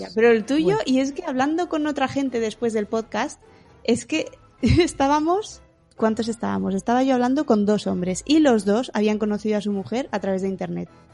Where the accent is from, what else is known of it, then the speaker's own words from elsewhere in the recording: Bilbao, Basque Country, Spain; Yo soy de Bilbao